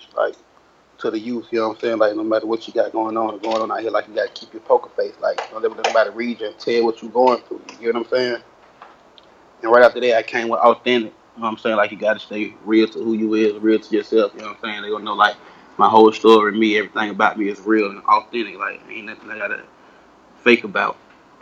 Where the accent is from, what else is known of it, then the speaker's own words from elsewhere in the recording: Atlanta, Georgia, United States; I'm from Mason Ave, Edgewood, Atlanta, GA, growing up